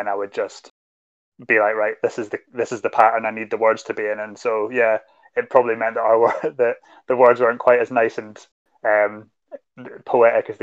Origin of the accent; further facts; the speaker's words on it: Scotland, United Kingdom; as a Scottish person